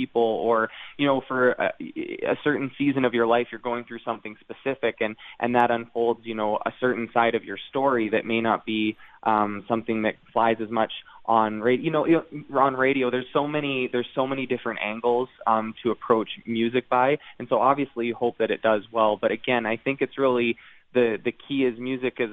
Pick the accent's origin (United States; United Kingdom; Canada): Canada; the Northern Lights being something that we grew up with in Canada